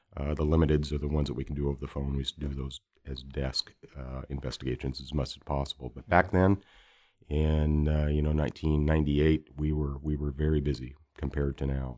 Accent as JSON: {"language": "English", "region": "Alaska", "country": "United States", "tie": "born or raised there", "also_born_or_lived": "Bay Area, California", "said": "No, I'm originally from Alaska. I wasn't born there. I was actually six years old when we moved to Alaska from the Bay Area."}